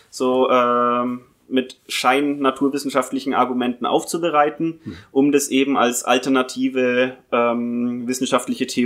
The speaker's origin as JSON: {"language": "German", "region": "Bavaria", "country": "Germany", "tie": "born or raised there", "said": "Ursprünglich geboren und aufgewachsen bin ich im Fichtelgebirge. Das ist nochmal eine Dreiviertelstunde weiter äh, östlich von Bayreuth aus gesehen, aber ähnliche Region."}